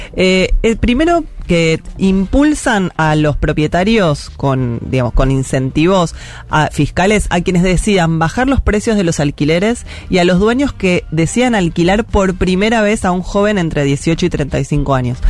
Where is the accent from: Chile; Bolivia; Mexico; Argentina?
Argentina; Buenos Aires; yo soy de Parque Patricia, yo vi todo el distrito tecnológico transformarse